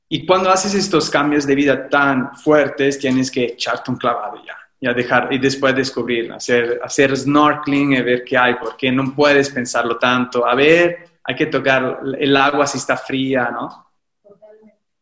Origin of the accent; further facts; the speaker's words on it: Livorno, Tuscany, Italy; Spanish is a second language; moved away as an adult; also born or lived in Rome; now in Mexico; vivo en México y soy de Italia, soy de Livorno, una ciudad de la Toscana